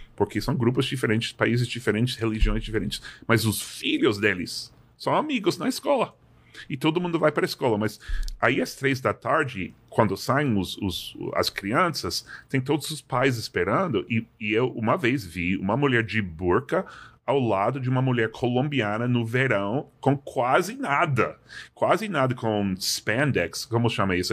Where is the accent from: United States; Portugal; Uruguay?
United States; Massachusetts; Portuguese is a second language; moved away; also born or lived in New York; sou de Massachusetts e fui para a faculdade